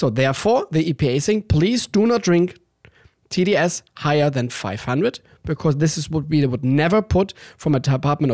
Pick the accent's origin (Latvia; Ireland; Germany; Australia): Germany; Danish border in Germany, Schleswig-Holstein; English is a second language; moved away as an adult; now in Los Angeles, United States; I'm from the Danish border in Germany